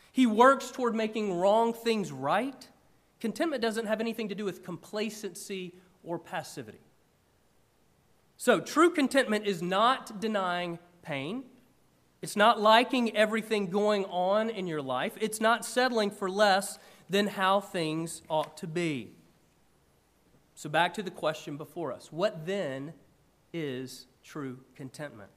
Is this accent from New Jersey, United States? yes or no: no; about an hour outside of Atlanta, Georgia, United States; when I was a kid growing up in Georgia, one of my favorite things to do, I grew up about an hour outside of Atlanta